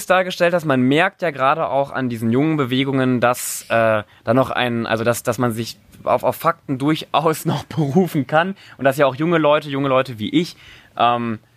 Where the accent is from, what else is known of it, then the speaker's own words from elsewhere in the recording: Cologne, North Rhine-Westphalia, Germany; ich komme ja aus Köln und auch noch vor einer Woche war da eine riesen Demo.